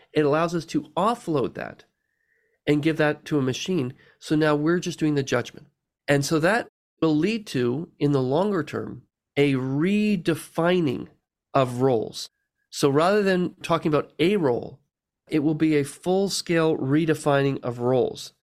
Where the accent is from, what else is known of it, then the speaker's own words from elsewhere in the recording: Canada; I was born in Canada